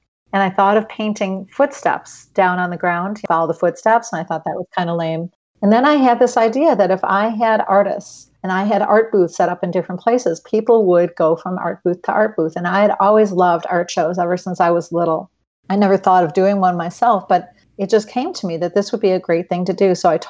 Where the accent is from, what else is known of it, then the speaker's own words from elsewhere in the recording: Highland Park, United States; when I was about 4 years old, my mom, we grew up in Highland Park, used to go to the grocery store